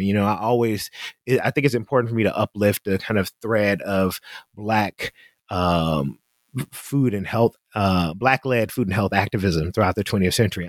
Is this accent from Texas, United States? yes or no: no; Memphis, Tennessee, United States; We we're from Memphis